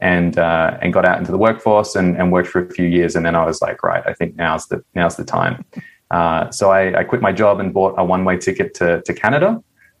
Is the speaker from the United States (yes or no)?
no; Perth, Western Australia, Australia; I grew up in Western Australia in a place called Perth